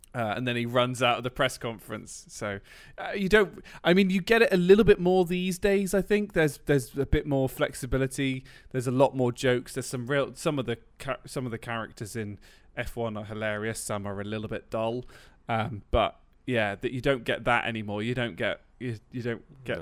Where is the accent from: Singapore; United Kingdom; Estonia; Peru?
United Kingdom; I'm British